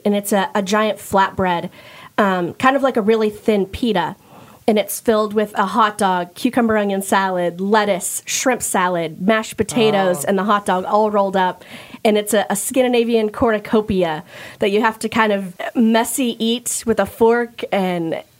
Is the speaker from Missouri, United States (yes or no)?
yes; Platte City, Missouri, United States; I grew up in Platte City